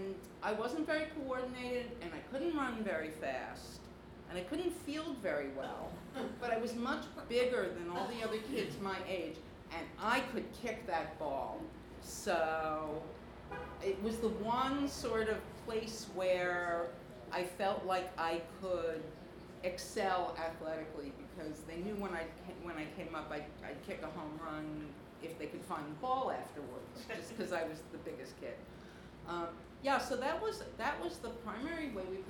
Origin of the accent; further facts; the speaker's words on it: New York City, New York, United States; I grew up in Flatbush